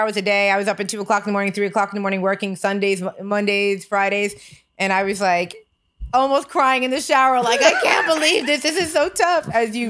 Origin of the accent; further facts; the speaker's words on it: United States; we are American